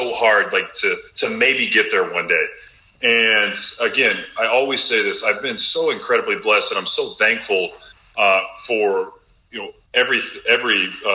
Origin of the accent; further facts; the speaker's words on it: Robinson, Illinois, United States; moved away as an adult; Champaign, Illinois is about 2 hours north of my hometown in Little Robinson, Illinois